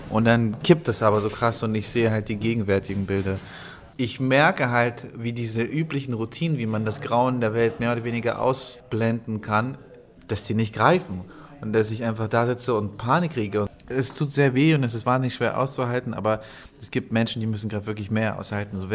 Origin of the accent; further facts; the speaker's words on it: Ukraine; first language Russian; now in Germany; Also ich bin halt russisch sprechender Ukrainer oder war, jetzt bin ich ja Deutscher.